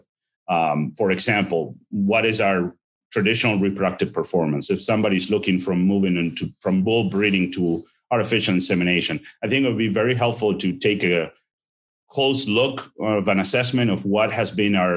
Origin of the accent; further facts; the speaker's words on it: Argentina; moved away as an adult; also born or lived in Saskatchewan, Canada / Madison, Wisconsin, United States; now in Ohio, United States; I'm originally from Argentina. I was raised there and actually attended veterinary school there and finished in 2009